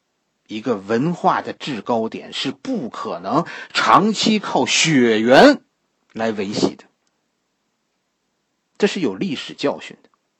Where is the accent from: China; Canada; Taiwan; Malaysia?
China; 我们中国人啊